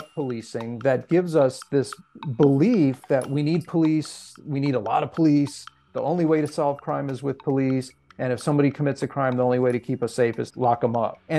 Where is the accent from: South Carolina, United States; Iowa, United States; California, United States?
California, United States; Los Angeles; I'm born and raised in Los Angeles and had the benefit of going to very integrated, diverse schools.